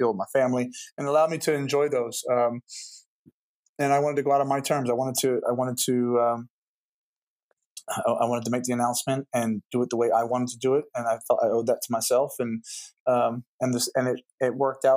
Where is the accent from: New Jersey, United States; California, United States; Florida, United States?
New Jersey, United States; also born or lived in Manchester; I'm from New Jersey